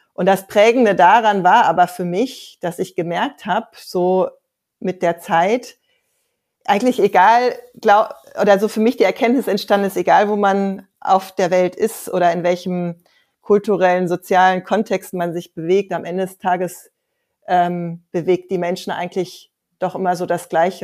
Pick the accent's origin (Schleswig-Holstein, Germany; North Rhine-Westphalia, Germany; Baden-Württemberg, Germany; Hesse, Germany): North Rhine-Westphalia, Germany; Ruhr area; Ich bin in so einer ja ganz heilen Mittelstandsfamilie groß geworden im Ruhrgebiet